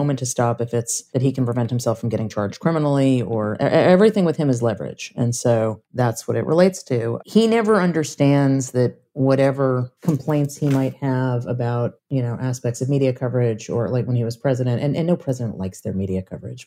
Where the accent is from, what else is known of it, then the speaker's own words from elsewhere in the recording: New York, United States; I'm from New York and I covered New York politics for a very long time